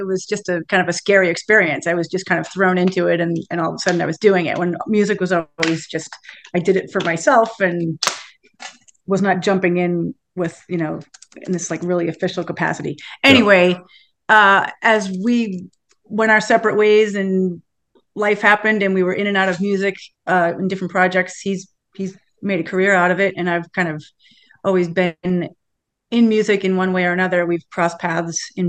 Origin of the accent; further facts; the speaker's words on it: Tewksbury, Massachusetts, United States; now in Salem, United States; We're both from Massachusetts, from Tewksbury, Massachusetts, actually, both of us